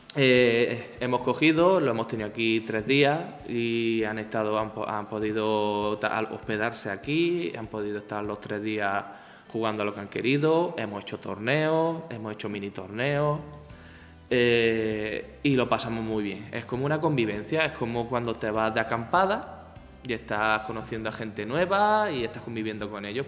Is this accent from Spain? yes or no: yes; Almería, Andalusia, Spain; moved away as an adult; now in Seville, Spain; soy de Almería, ¿vale? Y yo vine aquí a Sevilla hace nueve años.